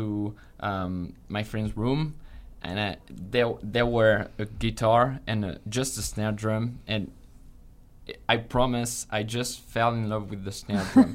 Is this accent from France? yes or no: yes; France; moved away as an adult; now in Utah, United States; I'm from France. So I'm new here in SUU